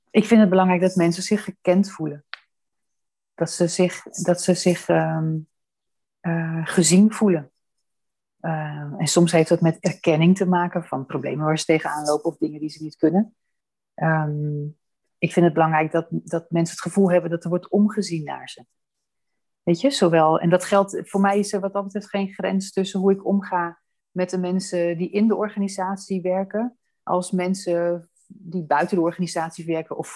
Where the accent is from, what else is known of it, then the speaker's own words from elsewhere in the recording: Amsterdam, North Holland, Netherlands; born there; ik heb mijn wieg in Amsterdam gestaan